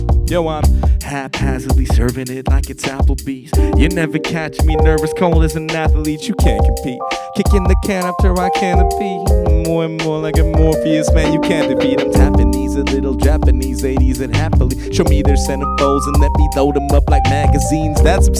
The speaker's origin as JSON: {"language": "English", "country": "Singapore", "said": "I am Singaporean. I'm 25 years old. I am brown."}